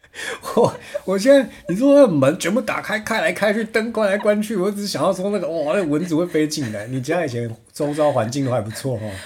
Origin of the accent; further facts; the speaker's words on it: Chiayi, Taiwan; moved away; 我是嘉义人